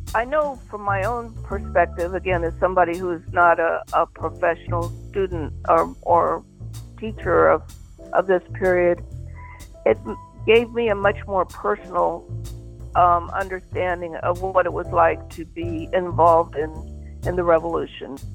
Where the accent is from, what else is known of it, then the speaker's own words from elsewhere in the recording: Terre Haute, Indiana, United States; also born or lived in Michigan; I was born in Michigan, but I was raised in Indiana, and that's where I call home, Terre Haute, Indiana.